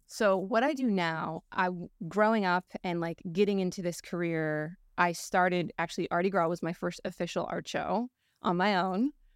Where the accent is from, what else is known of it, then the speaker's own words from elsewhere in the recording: Palm Beach Gardens, Florida, United States; I was born and raised Palm Beach Gardens